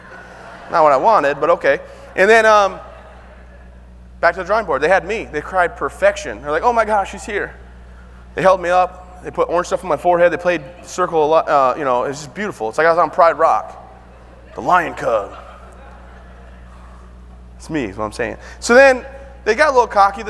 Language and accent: English; Vassar, Michigan, United States; back home in my hometown of Vassar, Michigan